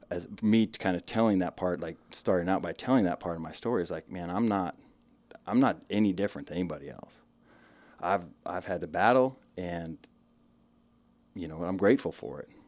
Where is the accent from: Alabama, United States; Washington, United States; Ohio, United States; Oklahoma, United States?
Washington, United States; Spokane; born and raised Eastern Washington, okay. uh, Spokane, Washington. Spent my uh, majority of my whole childhood there